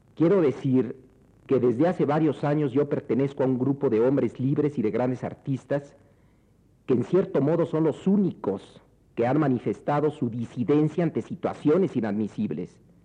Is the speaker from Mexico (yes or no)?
yes; Mexico; a los mexicanos no se nos ha dejado otras opciones